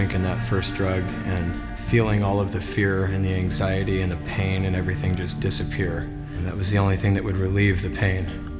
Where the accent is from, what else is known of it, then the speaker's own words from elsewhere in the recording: San Diego, California, United States; I grew up in San Diego.